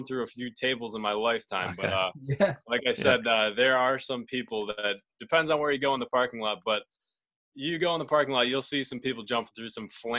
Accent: Buffalo, New York, United States; born and raised in Buffalo, New York

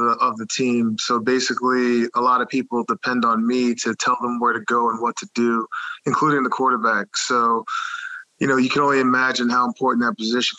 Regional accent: Dix Hills, New York, United States; I grew up in Long Island, New York. I went to Half Hollow Hills High School West. It's a small public school in Suffolk County in Dix Hills.

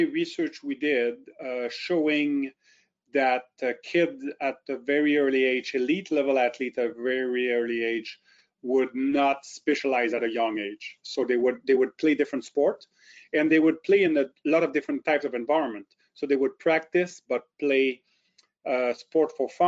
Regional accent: Drummondville, Quebec, Canada; accent: French; first language French; English is a second language; moved away as an adult; also born or lived in Ottawa / St. Catharines; now in Kingston, Canada; I am French-Canadian, born in Drummondville near Montreal. Grew up in Drummondville, and then at about 18 years old, I moved to Ottawa

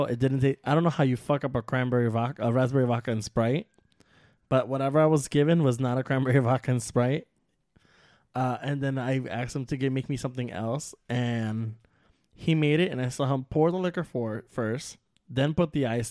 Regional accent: New York, United States; I'm Puerto Rican. I'm Cuban. I'm from New York

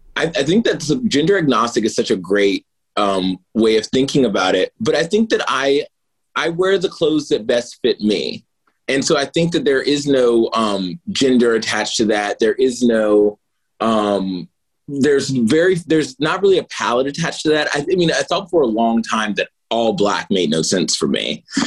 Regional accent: Martinsville, Virginia, United States; I'm from Martinsville, Virginia, so it's a big furniture town.

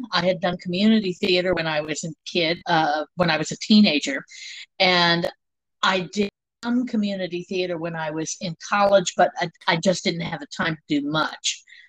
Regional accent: Germany; born there; Okay, I was born in Germany. I'm the child of an army family.

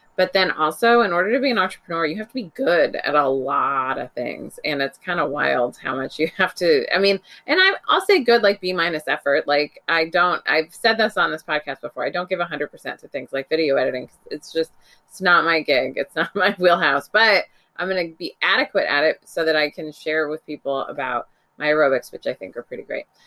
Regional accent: Bay Area, California, United States; moved away; back home to California, which is where I grew up. I grew up in the Bay Area

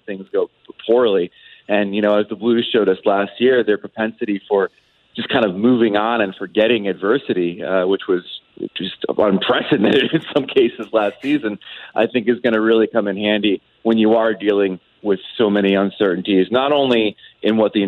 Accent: New Jersey, United States; I grew up in Jersey.

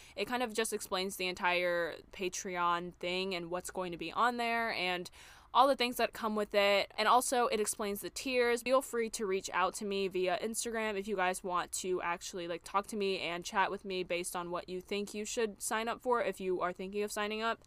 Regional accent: Charlotte, North Carolina, United States; moved away as an adult; also born or lived in New York City; move back to my hometown of Charlotte, North Carolina

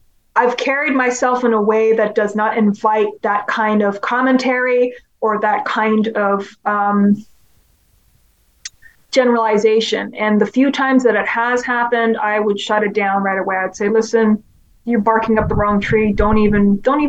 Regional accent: Hong Kong; moved away; growing up in Hong Kong

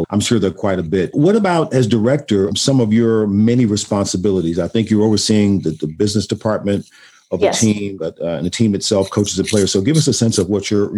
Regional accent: Austin, Texas, United States; I grew up in Austin

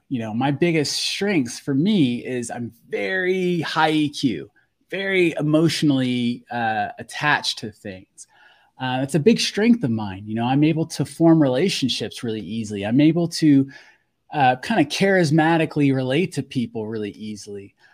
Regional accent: Fort Walton Beach, Florida, United States; I grew up in Fort Walton Beach, Florida

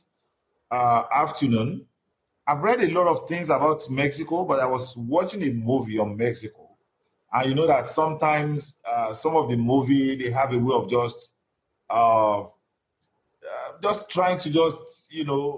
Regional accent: Nigeria; moved away

